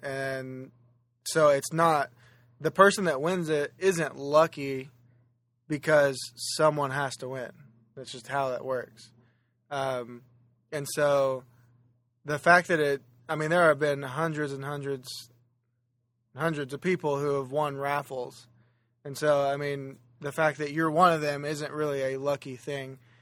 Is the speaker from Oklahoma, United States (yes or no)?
yes; Oklahoma, United States; Oklahoma, which is where I'm originally from and where my home is